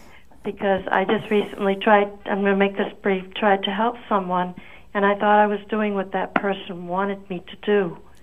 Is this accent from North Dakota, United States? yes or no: no; Portsmouth, New Hampshire, United States; I'm from Portsmouth, New Hampshire.